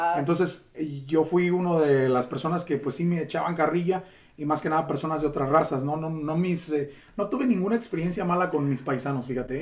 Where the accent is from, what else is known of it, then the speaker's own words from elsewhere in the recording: Sanford, North Carolina, United States; hasta la edad de tres años fue cuando ya conviví con él, que llegamos aquí a a Carolina del Norte, a Sanford, mi rancho